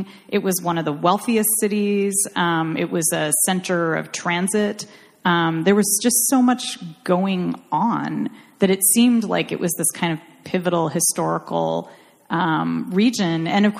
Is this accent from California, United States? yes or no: yes; Irvine, California, United States; I'm from Irvine.